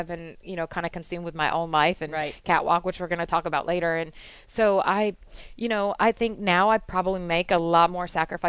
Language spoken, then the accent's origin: English; Detroit, Michigan, United States; moved away; No, I grew up in just outside of Detroit, Michigan.